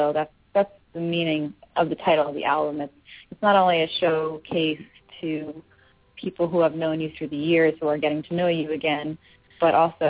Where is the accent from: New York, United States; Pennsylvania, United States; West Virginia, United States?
Pennsylvania, United States; Philadelphia; I'm not from the South. I've certainly spent a nice amount of time there, and I do like it there, but that's, you know, not why I'm from Philly.